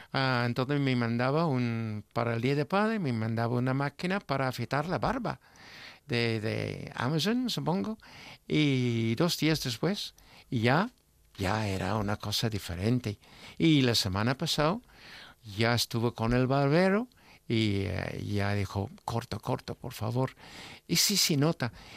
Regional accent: England, United Kingdom; yo como inglés

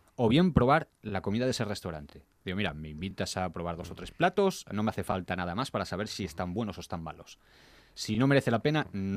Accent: Gijón, Asturias, Spain; yo soy gijonudo

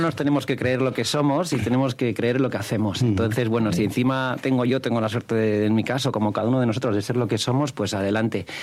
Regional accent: León, Castile and León, Spain; also born or lived in Gijón, Asturias; nacido en Gijón, pero me crié hasta los 18 años en León

